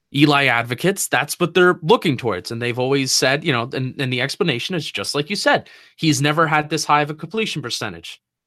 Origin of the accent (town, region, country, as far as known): New Jersey, United States; moved away as an adult; now in Washington, D.C., United States